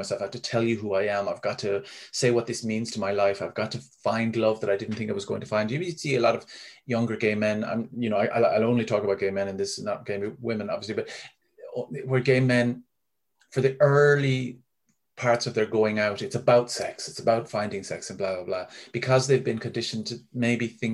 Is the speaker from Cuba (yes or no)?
no; Ennis, Munster, Ireland; in Ennis when I was growing up